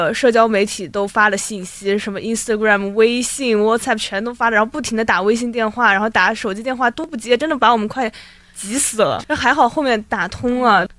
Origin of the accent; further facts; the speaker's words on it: China; 然后一开始我们偶遇，她问我们是中国人吗？我们说是